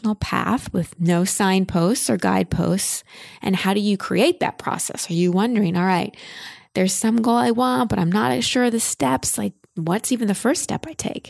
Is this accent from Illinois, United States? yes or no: no; Dallas, Texas, United States; moved away; I grew up in Dallas, but my family moved to Austin